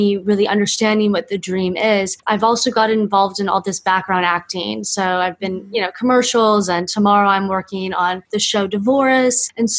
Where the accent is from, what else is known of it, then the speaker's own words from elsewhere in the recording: Miami, Florida, United States; I'm from Miami